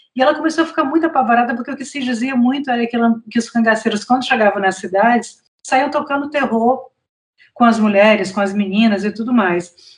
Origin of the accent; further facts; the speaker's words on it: Fortaleza, Ceará, Brazil; also born or lived in São Paulo / Mossoró; eu nasci em São Paulo, mas eu sou nordestina, né? Porque é, os meus pais são de Mossoró, no Rio Grande do Norte, é, a minha família é toda nordestina e eu cresci em Fortaleza.